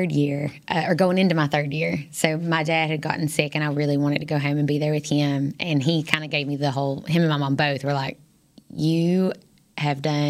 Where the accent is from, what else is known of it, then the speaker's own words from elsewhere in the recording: Irvine, Kentucky, United States; moved away as an adult; now in Texas, United States; I enjoyed growing up in Irvine, Kentucky.